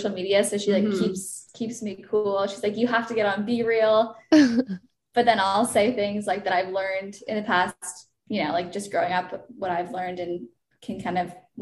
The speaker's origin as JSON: {"language": "English", "town": "Toronto", "region": "Ontario", "country": "Canada", "moved": "as an adult", "lives_now": "Los Angeles, United States", "said": "I'm 26 years old. I'm from Toronto"}